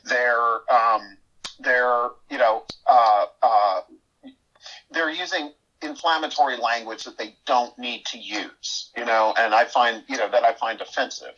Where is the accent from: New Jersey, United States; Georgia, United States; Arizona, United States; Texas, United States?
Texas, United States; East; the society that I grew up in East Texas